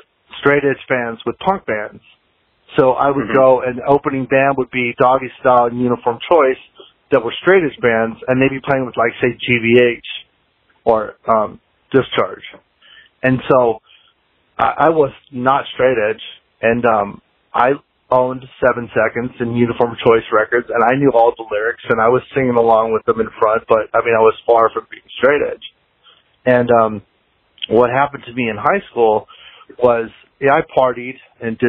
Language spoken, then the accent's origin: English; Anaheim, California, United States; moved away; also born or lived in Fort Collins, Colorado; I grew up in Anaheim, Southern California, right down the street from Disneyland.